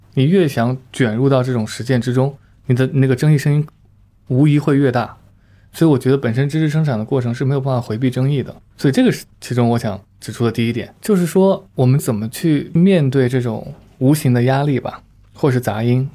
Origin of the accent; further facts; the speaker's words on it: Wuhan, Hubei, China; now in Beijing, China; 在我老家武汉